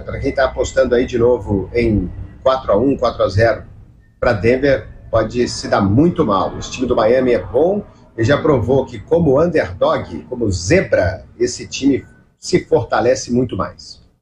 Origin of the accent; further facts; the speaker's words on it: Minas Gerais, Brazil; cresci escutando a Rádio Itatiaia, cresci escutando meu Cruzeirão na Itatiaia